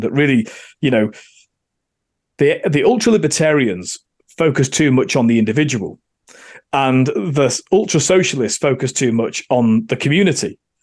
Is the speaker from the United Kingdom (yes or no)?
yes; Manchester, North West England, United Kingdom; moved away as an adult; also born or lived in Oxfordshire / London; now in Australia; I'm from Manchester, uh, and therefore grew up thinking that the Labour Party and socialism were the answer